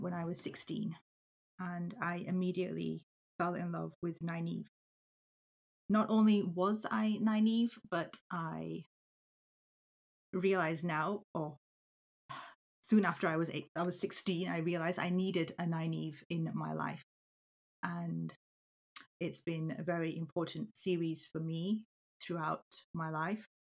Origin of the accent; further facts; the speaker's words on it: Yorkshire and the Humber, United Kingdom; I am a second generation British Pakistani born and bred in Yorkshire